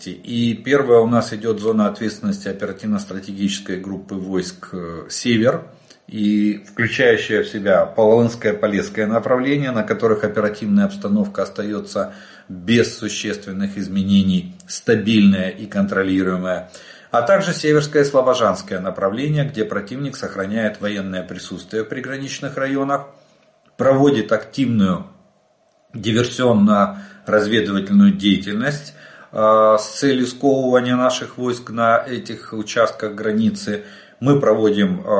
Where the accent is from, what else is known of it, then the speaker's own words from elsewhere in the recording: Ukraine; Добрый день, мы из Украины.